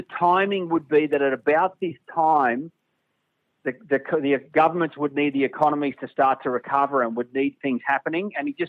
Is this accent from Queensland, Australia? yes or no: yes; Brisbane, Queensland, Australia; moved away as an adult; now in Sydney, Australia; I'll do Brisbane back in my hometown